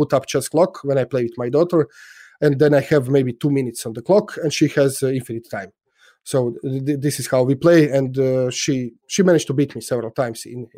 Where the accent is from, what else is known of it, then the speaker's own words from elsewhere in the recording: Split, Split-Dalmatia County, Croatia; yes, and Split is my hometown. I was born in Split, although I don't live in Split. So my parents are there. So when I go to Split, it's I'm home.